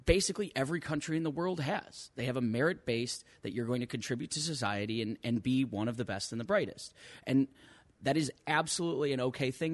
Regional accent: Chicago, Illinois, United States; I am a native-born son of Chicagoland. I've been here all my life

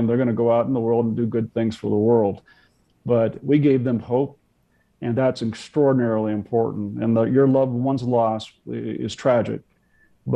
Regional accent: United States; being an American

